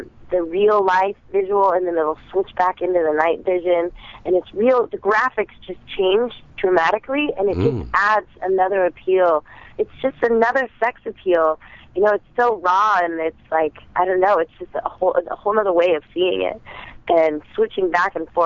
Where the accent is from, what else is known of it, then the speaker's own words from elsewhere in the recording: Kentucky, United States; moved away; my home state in Kentucky